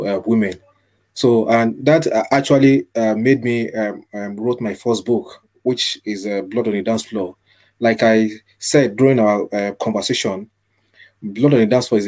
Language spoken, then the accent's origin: English; Nigeria; moved away as an adult; also born or lived in Manchester, United Kingdom; now in Ireland; I was born in Nigeria. That's my birth country.